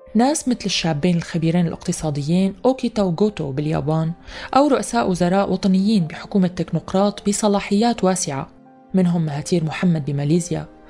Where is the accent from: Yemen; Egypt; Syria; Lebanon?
Syria; نحن كسوريين